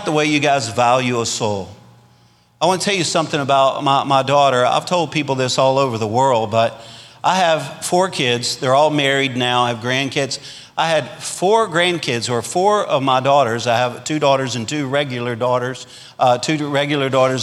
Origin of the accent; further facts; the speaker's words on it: Louisiana, United States; now in Arkansas, United States; I'm a Cajun from Louisiana, which means that we'll eat anything that lives in a ditch.